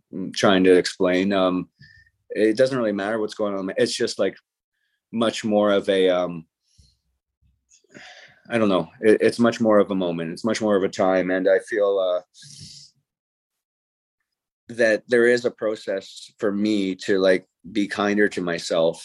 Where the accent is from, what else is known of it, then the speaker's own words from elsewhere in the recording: St. Catharines, Ontario, Canada; my hometown